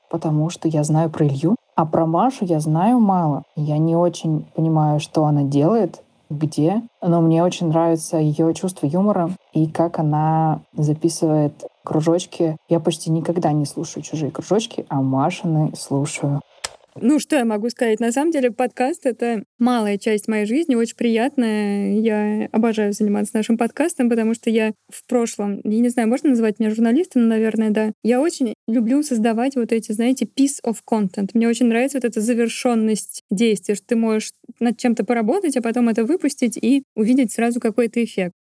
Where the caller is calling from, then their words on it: New Zealand; из Новой Зеландии